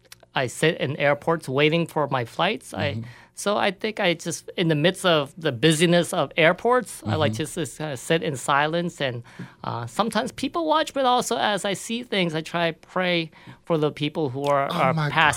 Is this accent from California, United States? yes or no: yes; California, United States; moved away; I'm from California originally.